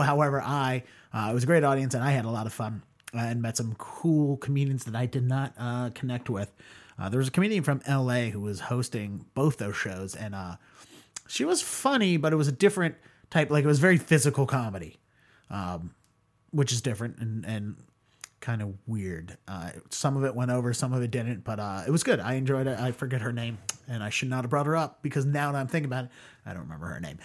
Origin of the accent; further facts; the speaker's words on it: Baltimore County, Maryland, United States; growing up in Baltimore County